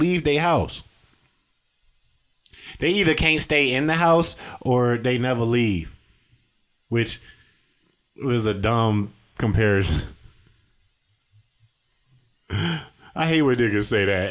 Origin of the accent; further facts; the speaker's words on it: South Holland, Illinois, United States; moved away; I am from South Highland, Illinois, 60473